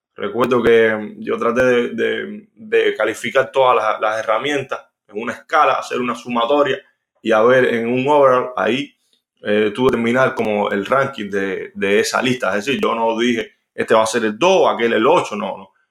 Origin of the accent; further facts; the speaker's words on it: Villa Clara, Cuba; en el estadio de Villagara, donde, donde yo nací